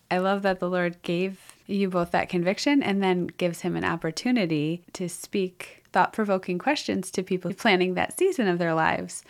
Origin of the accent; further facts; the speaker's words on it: Wisconsin, United States; I grew up in Wisconsin